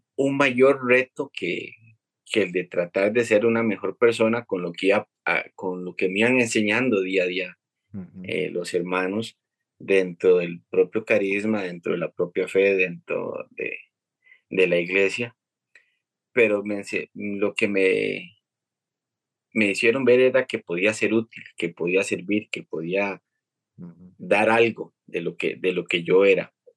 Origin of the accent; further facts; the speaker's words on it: El Tejar, Cartago, Costa Rica; yo soy de, del Huarco de Tejar